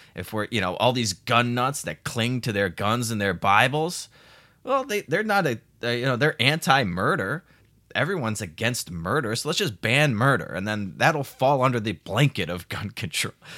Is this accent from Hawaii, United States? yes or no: no; Chicago, Illinois, United States; I'm from Chicago